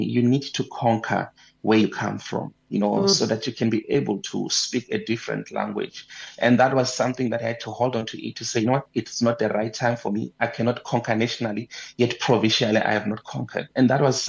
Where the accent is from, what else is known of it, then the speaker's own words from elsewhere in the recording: Bushbuckridge, Mpumalanga, South Africa; I'm from Bushbuck Ridge